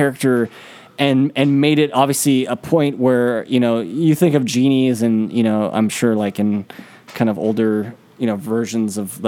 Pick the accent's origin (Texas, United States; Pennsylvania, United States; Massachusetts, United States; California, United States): California, United States; San Francisco; the city we're from, North Beach.